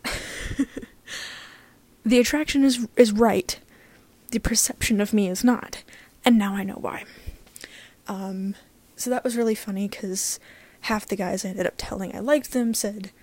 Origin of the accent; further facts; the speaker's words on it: Deep South, United States; I am from the Deep South in America